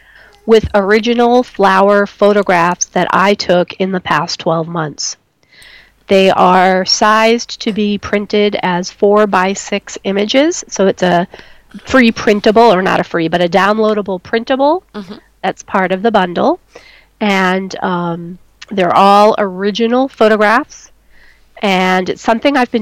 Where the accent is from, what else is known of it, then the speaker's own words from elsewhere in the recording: New England, United States; moved away; I grew up in New England, in the New England area in the United States.